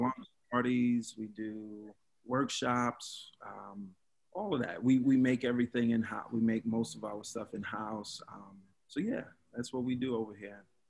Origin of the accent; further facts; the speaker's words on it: New York City, New York, United States; I'm from Brooklyn. From Brooklyn